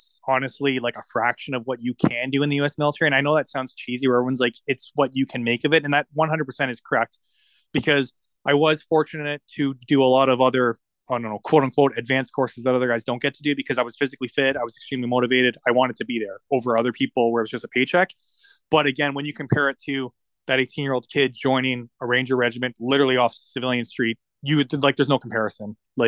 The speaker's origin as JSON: {"language": "English", "region": "Ontario", "country": "Canada", "tie": "born or raised there", "said": "I grew up in Ontario"}